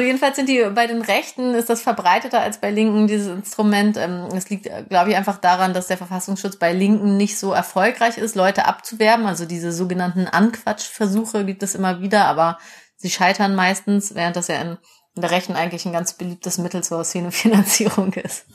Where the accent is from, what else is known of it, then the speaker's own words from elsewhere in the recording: West Germany, Germany; Mir als Wessi